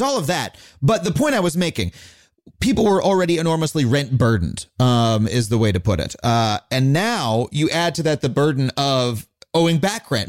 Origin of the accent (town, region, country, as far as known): Long Island, New York, United States; born or raised there